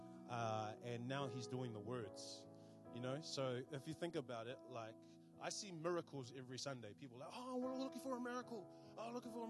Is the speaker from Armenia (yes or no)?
no; Auckland, New Zealand; moved away as an adult; now in Wellington, New Zealand; I hail from the Big Smoke, Auckland, and yeah, we came down here in 2010